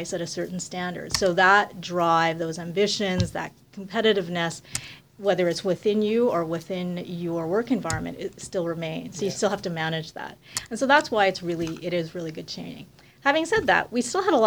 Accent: Montreal, Quebec, Canada; moved away as an adult; also born or lived in Ottawa; I grew up in Montreal

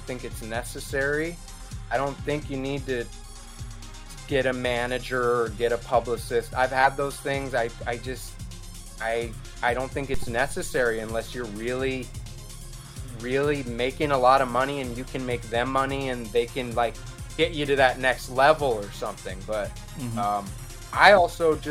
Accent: New York, United States; moved away; I'm originally from New York. My dad's from New York. He used to take me to Manhattan in the 90s

